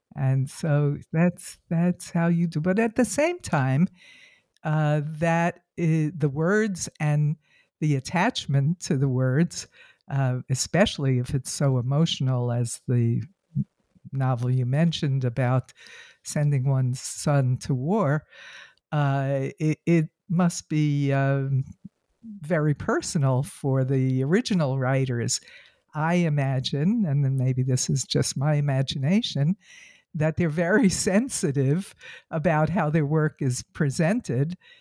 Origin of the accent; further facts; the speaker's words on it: United States; as an American